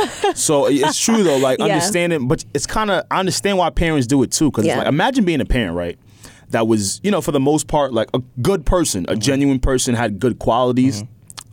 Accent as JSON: {"language": "English", "country": "Nigeria", "said": "I'm Nigerian."}